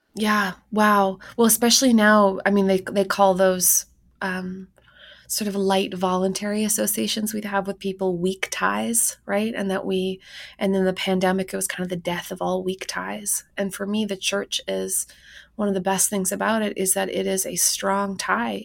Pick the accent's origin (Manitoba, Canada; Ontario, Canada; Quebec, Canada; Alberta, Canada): Manitoba, Canada; Winnipeg; moved away; my hometown of Winnipeg, Manitoba